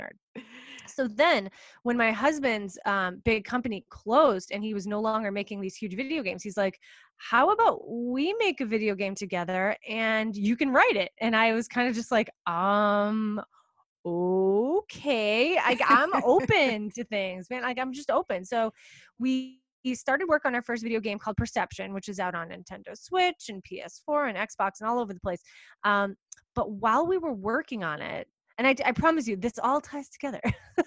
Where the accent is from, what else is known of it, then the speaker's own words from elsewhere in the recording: just north of Boston, Massachusetts, United States; I am from just north of Boston.